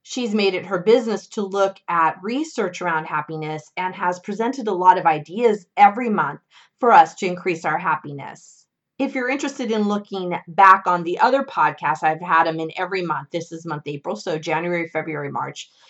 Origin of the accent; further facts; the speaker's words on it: California, United States; my home state of California